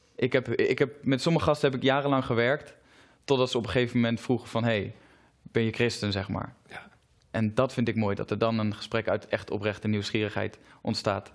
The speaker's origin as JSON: {"language": "Dutch", "town": "Zutphen", "region": "Gelderland", "country": "Netherlands", "said": "Ik kom zelf uit Zutphen"}